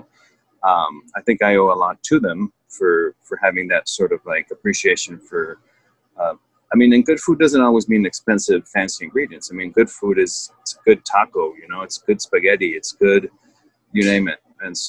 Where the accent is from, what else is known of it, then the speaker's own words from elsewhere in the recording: Mexico City, Mexico; born there; So, as you mentioned, I was born in Mexico City.